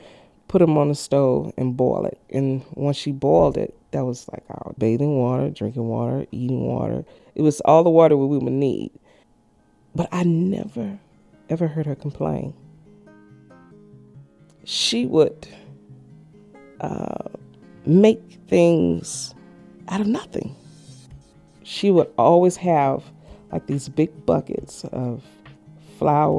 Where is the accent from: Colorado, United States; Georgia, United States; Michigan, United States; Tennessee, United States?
Tennessee, United States; Memphis; now in Tacoma, United States; Originally, I'm from Memphis, Tennessee